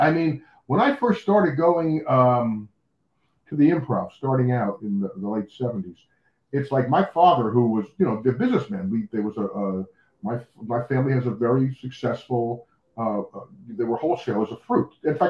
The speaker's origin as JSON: {"language": "English", "town": "Union", "region": "New Jersey", "country": "United States", "tie": "born or raised there", "moved": "yes", "said": "I grew up in New Jersey, Union, New Jersey."}